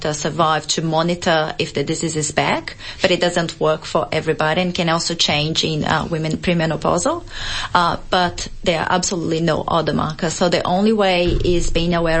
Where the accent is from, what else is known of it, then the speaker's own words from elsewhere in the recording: Brazil; now in Australia; I'm originally from Brazil